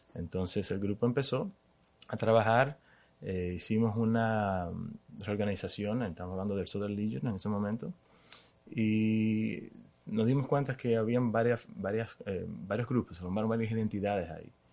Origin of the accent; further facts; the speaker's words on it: Dominican Republic; moved away as an adult; now in Miami, United States; nací en Dominicana, crecí en Dominicana